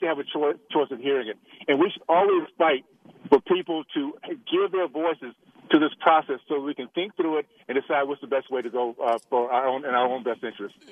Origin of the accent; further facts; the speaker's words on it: Tallahassee, Florida, United States; moved away; the values I grew up with in Tallahassee